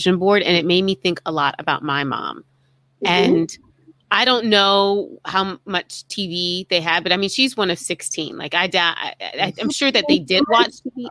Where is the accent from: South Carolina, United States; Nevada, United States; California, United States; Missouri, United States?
South Carolina, United States; accent: Southern; I grew up in South Carolina